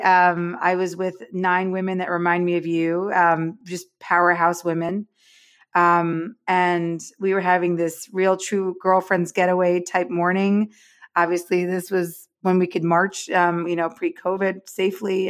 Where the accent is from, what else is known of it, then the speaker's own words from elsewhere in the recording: New York, United States; now in Los Angeles, United States; I'm from New York, Gene, but I, I live in L A now